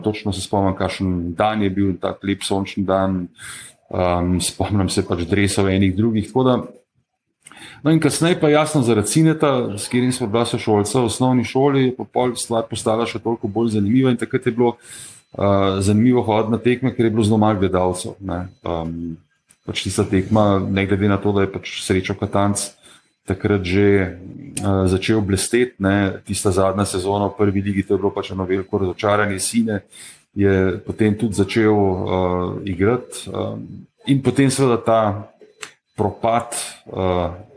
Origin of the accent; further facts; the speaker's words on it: Ljubljana, Central Slovenia, Slovenia; jaz sem rojen v Ljubljani, eh, sem pa v bistvu potomec beguncev iz Štajerske